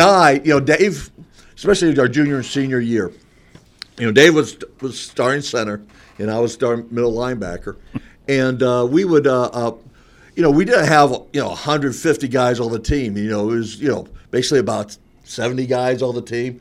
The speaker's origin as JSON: {"language": "English", "region": "Florida", "country": "United States", "moved": "yes", "said": "I'm from Florida"}